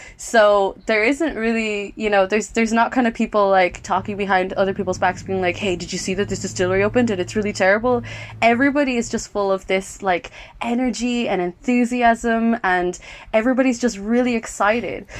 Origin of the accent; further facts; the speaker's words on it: Ireland; I'm Irish